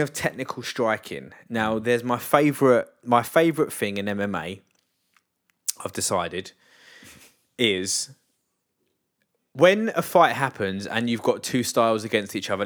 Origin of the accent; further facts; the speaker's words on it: England, United Kingdom; I'm English